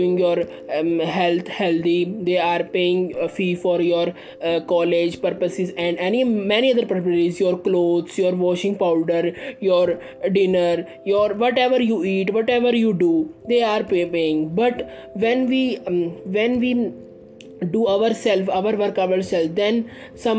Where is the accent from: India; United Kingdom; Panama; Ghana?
India; I am from India